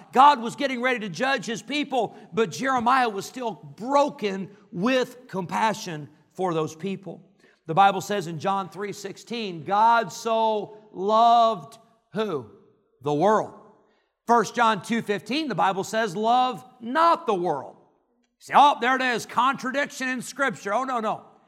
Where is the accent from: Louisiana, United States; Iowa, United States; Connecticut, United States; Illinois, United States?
Illinois, United States; Rockford; growing up in Rockford, Illinois